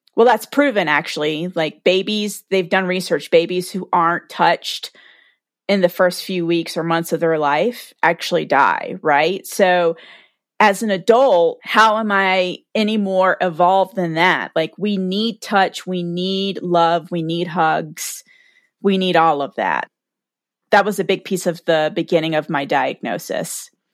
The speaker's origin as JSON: {"language": "English", "region": "the South", "country": "United States", "tie": "born or raised there", "said": "I'm from the South, like, everyone's stoic. We bless everyone's hearts and drink sweet tea and go to church on Sunday and pray it away"}